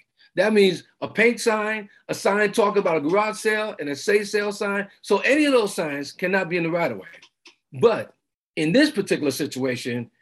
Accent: New York City, New York, United States; moved away as an adult; also born or lived in Los Angeles / Clark County; now in Redmond, United States; I'm from New York City

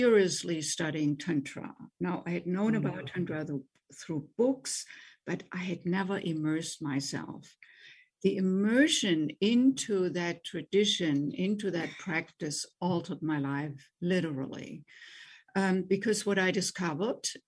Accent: Germany; English is a second language; moved away as an adult; also born or lived in Boston, United States; now in United States; I grew up in Germany, as you already mentioned, as you probably can tell from my accent, and came to the United States in my late 20s

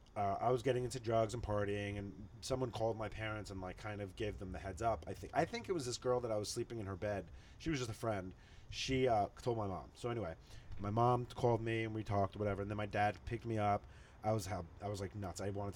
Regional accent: Long Island, New York, United States; also born or lived in Queens, New York; I was born in Queens and then raised in Long Island.

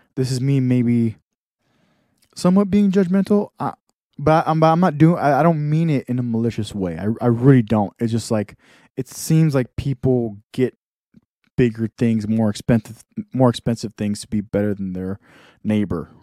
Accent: Texas, United States; moved away; I'm from Texas, totally different li-, lifestyle.

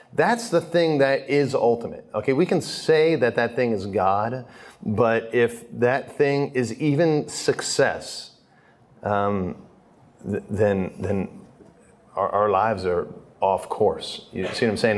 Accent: Philadelphia, Pennsylvania, United States; now in Steubenville, United States; I grew up in Philly

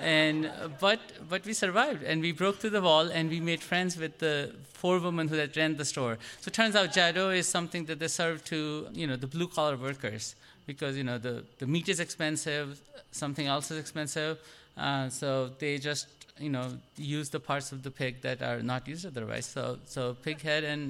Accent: India; now in United States; I'm Indian

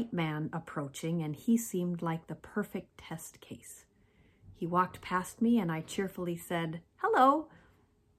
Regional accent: North Dakota and Minnesota, Midwest, United States; moved away as an adult; also born or lived in Washington, D.C.; I came from North Dakota and Minnesota, where most people looked pretty much like me

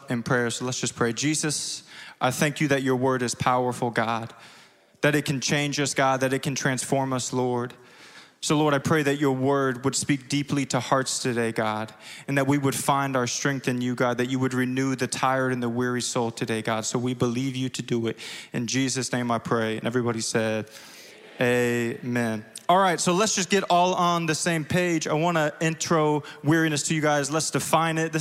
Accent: Springfield, Illinois, United States; accent: southern twang; now in Chicago, United States; if you see a little southern twang, I'm from Springfield, Illinois

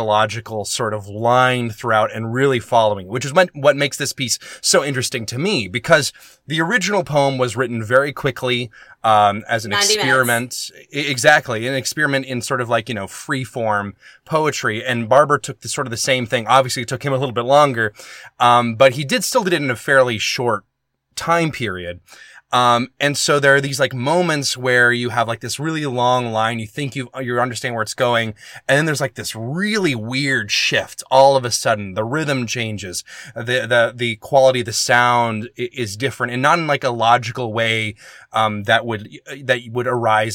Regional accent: the South, United States; moved away; I'm from the South, too

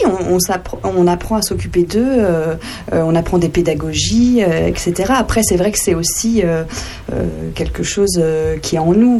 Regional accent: Sens, Bourgogne-Franche-Comté, France; also born or lived in Dijon; suis originaire du côté de Sens

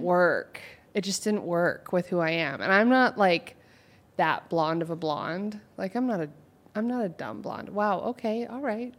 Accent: Oregon, United States; moved away; I'm from O, Oregon

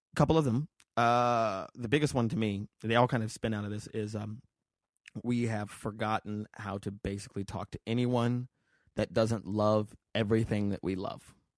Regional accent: Las Vegas, Nevada, United States; also born or lived in New York; now in Los Angeles, United States; I grew up in Vegas

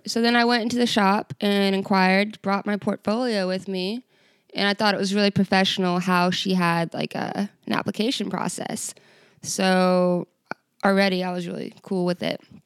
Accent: Virginia, United States; moved away as an adult; now in Ketchikan, United States; I am from Virginia

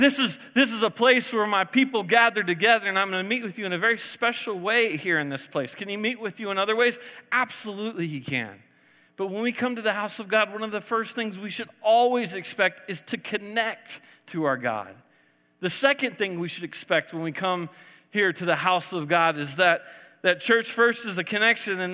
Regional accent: Texas, United States; now in Colorado, United States; I was born in Texas, I was a flatlander

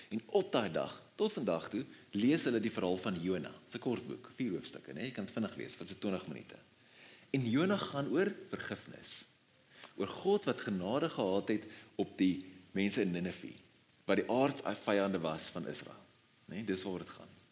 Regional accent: South Africa; as Afrikaners

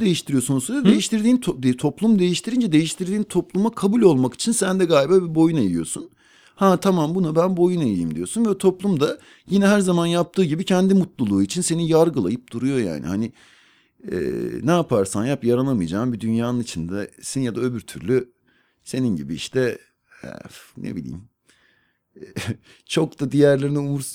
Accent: Ankara, Turkey; ben med- demet evlerde doğdum

